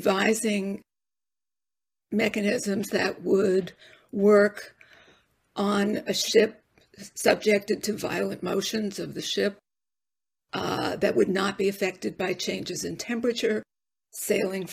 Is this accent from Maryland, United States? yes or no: no; New York City, New York, United States; I was raised Jewish in the Bronx